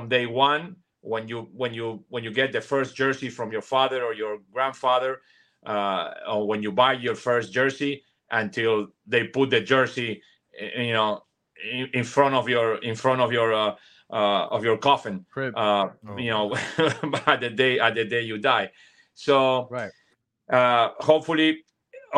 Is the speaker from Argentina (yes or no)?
yes; Argentina; English is a second language; moved away as an adult; also born or lived in New York; now in Miami, United States; when I was a teenager all the way until I was 20 in my country, in Argentina